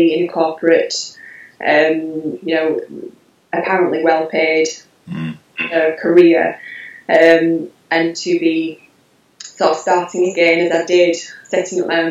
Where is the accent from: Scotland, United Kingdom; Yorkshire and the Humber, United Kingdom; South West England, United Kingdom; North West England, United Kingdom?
Yorkshire and the Humber, United Kingdom; Halifax; accent: Yorkshire twang; I'm from Yorkshire. I'm from Halifax in West Yorkshire. So that would be the Yorkshire twang